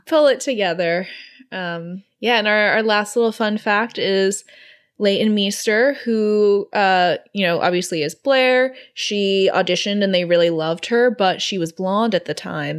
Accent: Singapore; growing up in Singapore when I was 14

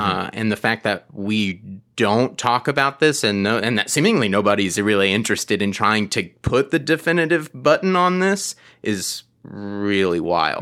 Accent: Atlanta, Georgia, United States; I am from Atlanta.

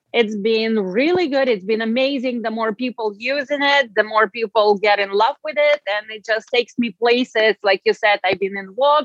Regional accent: Russia; English is a second language; now in United States; I came from Russia, and in Europe, we do take care of our skin, and we take that much more seriously than I find here in the United States.

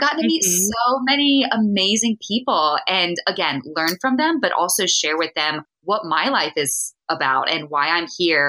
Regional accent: East Coast, United States; Yeah, I'm from the East Coast where there's a lot of trees and it's very dense and mountainous.

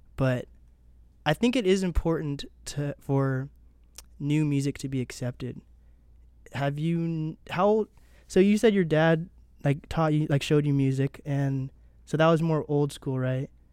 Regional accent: Seattle, Washington, United States; I am from Seattle.

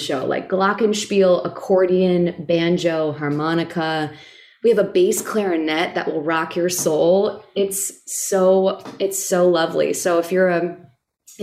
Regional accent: Midwest, United States; I'm from the Midwest

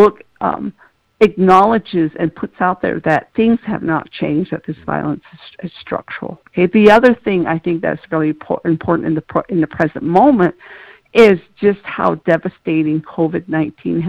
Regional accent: Tohatchi, New Mexico, United States; moved away

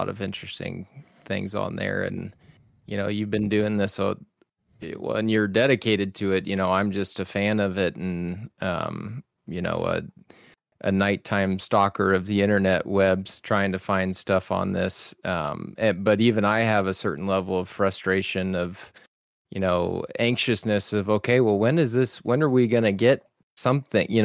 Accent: South Texas, United States; I grew up in South Texas on the Mexico border

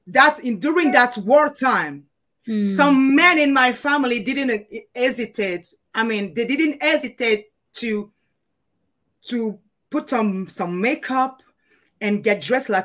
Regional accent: Togo; now in Paris, France; I've spent 15 years in Africa, in West Africa.

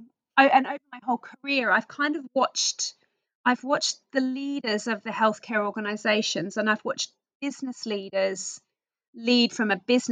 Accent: Australia; accent: Australian; moved away as an adult; now in United Kingdom; I am originally from Australia, which you'll probably pick up from my accent. I came to the UK on a working holiday about 23 years tomorrow.

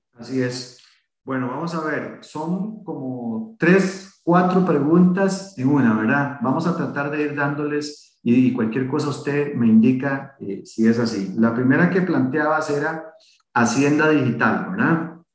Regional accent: Costa Rica; así como muchos costarricenses en este país

